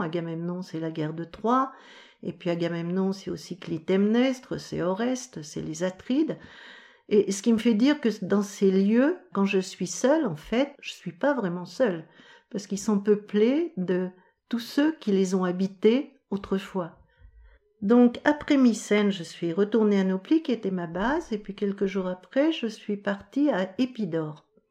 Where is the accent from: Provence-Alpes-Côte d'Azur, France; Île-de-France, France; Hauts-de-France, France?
Île-de-France, France; Paris; Je viens de Paris